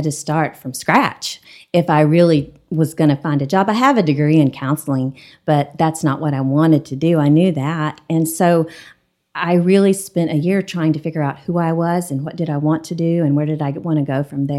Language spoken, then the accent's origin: English; Lubbock, Texas, United States; moved away as an adult; now in Amarillo, United States; we both grew up in Lubbock.